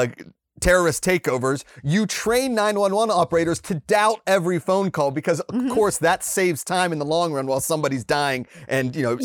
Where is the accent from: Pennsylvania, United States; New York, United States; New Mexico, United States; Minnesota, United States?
Pennsylvania, United States; I'm from Pennsylvania